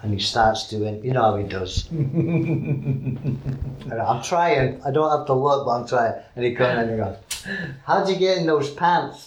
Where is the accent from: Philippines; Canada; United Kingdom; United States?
United Kingdom; England; being English